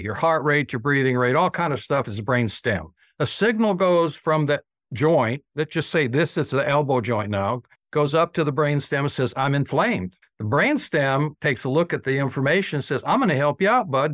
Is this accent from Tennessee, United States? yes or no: yes; Nashville, Brentwood, Franklin, Tennessee, United States; I was known here in Middle Tennessee, and I'm from Nashville, Brentwood, Franklin, Tennessee